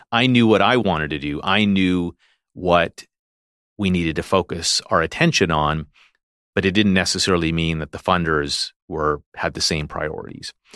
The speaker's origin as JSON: {"language": "English", "country": "Canada", "said": "a Canadian who was inspired by what I saw here in Canada, who's trained here"}